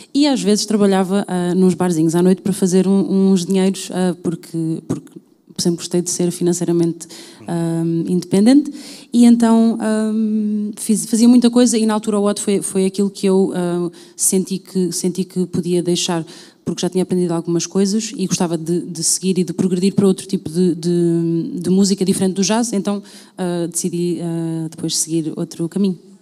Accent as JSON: {"language": "Portuguese", "town": "Louriçal", "region": "Centro", "country": "Portugal", "tie": "born or raised there", "also_born_or_lived": "London", "said": "tive num grupo de cavaquinhos no, na zona de Pombal, uh, numa, numa vila chamada Lourissal, que fez parte da minha vida durante, diria, até cerca dos meus nove anos"}